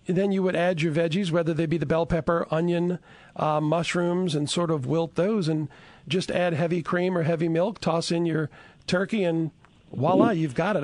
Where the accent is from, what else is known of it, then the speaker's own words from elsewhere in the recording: Chalmette, Louisiana, United States; I'm originally from Chalmette